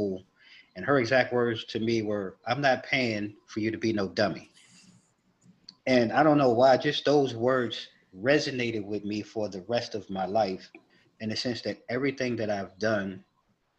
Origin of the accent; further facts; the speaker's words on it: New York, United States; moved away; coming from New York, we're both from New York.